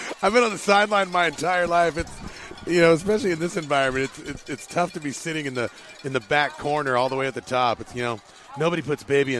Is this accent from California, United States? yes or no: yes; Los Angeles, California, United States; moved away; I'm from the West Coast, Los Angeles. I've been in Long Beach.